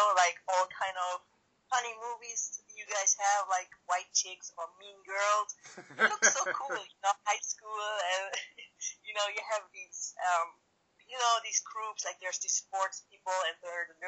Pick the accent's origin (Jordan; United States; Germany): Germany; East Germany; always in Germany. I don't know if you know a little bit of the history of my country. We had East and West Germany before, and yeah, I was born in East Germany